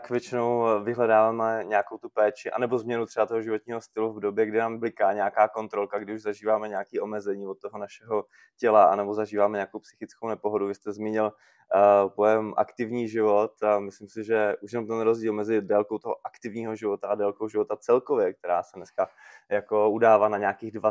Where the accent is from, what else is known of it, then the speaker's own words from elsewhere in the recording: Moravia, Czechia; já jsem teda taky z Moravy